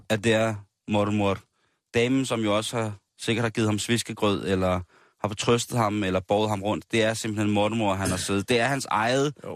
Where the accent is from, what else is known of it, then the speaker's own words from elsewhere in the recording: Denmark; som danskere